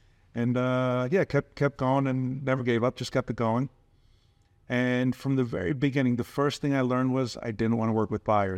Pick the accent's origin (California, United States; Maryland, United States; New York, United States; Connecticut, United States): New York, United States; Forest Hills; Originally from Forest Hills, which is not too far away from Flushing.